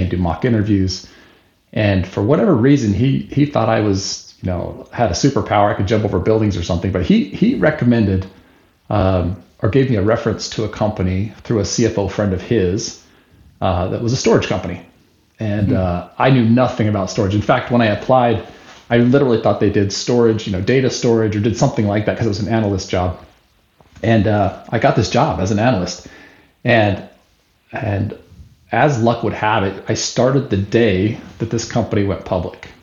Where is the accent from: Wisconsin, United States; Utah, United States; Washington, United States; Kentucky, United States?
Utah, United States; Salt Lake City; moved away as an adult; now in Albany, United States; Born and raised in Salt Lake City, Utah